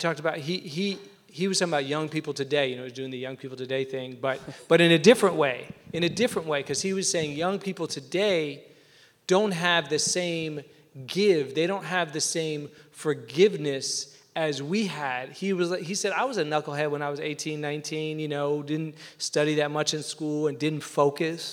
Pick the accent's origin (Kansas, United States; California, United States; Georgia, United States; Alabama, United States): Georgia, United States; Atlanta; moved away; where I grew up in Atlanta, two blocks from my house